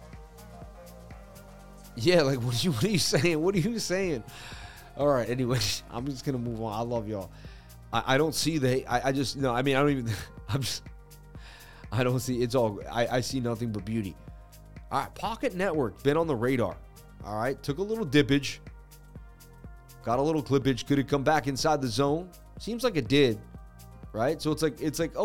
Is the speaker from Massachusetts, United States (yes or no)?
yes; Boston, Massachusetts, United States; I'm from Boston, baby. Representing Mass, United States.